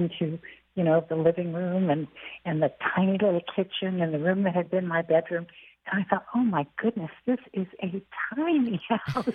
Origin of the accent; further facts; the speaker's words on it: Chehalis, Washington, United States; moved away; also born or lived in Germany; I loved my life growing up in Chehalis